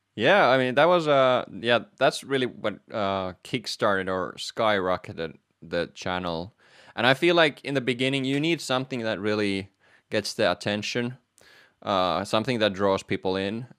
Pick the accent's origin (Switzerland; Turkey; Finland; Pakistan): Finland; moved away as an adult; also born or lived in Manchester, United Kingdom / Netherlands; I am from Finland